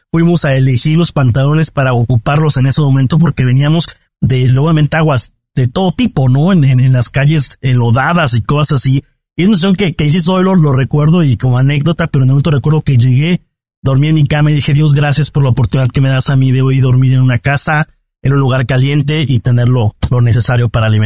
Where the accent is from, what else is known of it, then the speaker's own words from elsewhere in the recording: Mexico; yo soy periodista, vengo de México, pero no te puedo llevar conmigo.